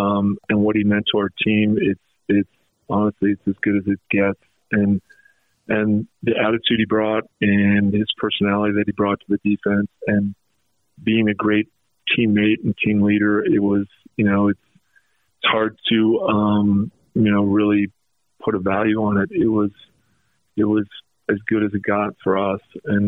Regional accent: North Salt Lake, Utah, United States; also born or lived in Bountiful; You know, I grew up in North Salt Lake or Bountiful, and he was a man, and he was a legend, all that stuff.

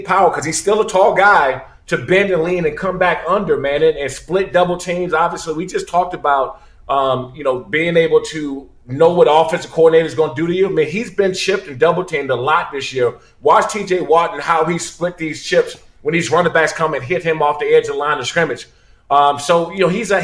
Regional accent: Maryland, United States; also born or lived in Washington, D.C.

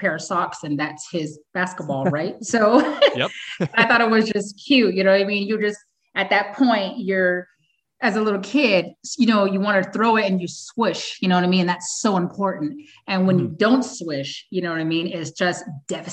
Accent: Canada; I'm Canadian

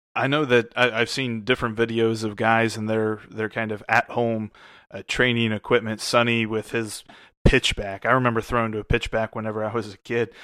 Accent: Cincinnati, Ohio, United States; moved away; also born or lived in Southeast United States; I grew up in Cincinnati, but I also lived all over the Southeast

